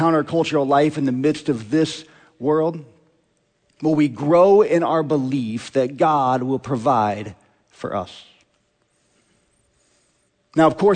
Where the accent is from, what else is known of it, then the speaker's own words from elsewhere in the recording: Omaha, Nebraska, United States; I grew up in Omaha.